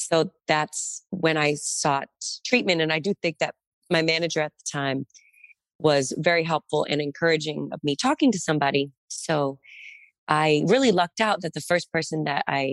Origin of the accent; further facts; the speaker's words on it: Massachusetts, United States; I'm from Massachusetts.